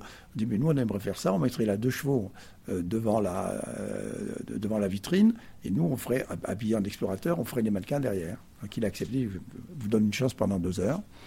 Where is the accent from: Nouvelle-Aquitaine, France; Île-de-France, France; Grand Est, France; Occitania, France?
Occitania, France; Perpignan; moved away as an adult; also born or lived in Paris; je suis arrivé, avec mes 3 ans, dans cette ville du Sud, qui fait que je suis un fils du Sud